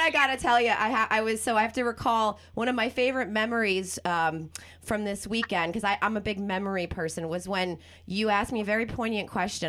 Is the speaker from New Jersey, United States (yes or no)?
yes; New Jersey, United States; also born or lived in Venice, Los Angeles; now in Los Angeles, United States; I'm from Jersey